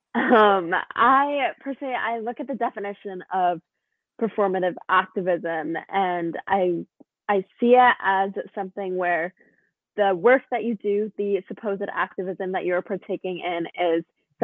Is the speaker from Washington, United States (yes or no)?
yes; Woodinville, Washington, United States; I am from Woodville, Washington